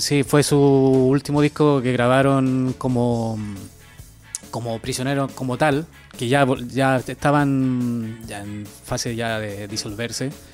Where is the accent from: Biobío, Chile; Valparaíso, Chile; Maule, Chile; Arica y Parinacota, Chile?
Maule, Chile; Teno; moved away as an adult; now in Basque Country, Spain; mi pueblo, Teno